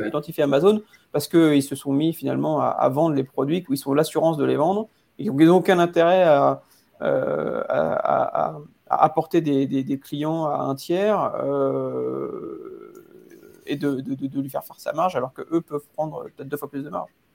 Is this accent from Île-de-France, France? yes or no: yes; Paris, Île-de-France, France; en tant que Parisien